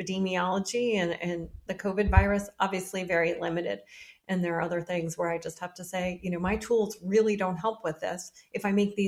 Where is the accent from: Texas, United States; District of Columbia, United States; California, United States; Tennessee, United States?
District of Columbia, United States; Washington; I grew up in Washington, D.C.